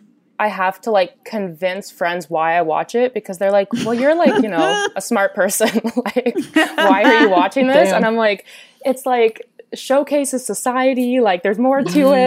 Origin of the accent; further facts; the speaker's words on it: Canada; I'm from Canada, 28 years old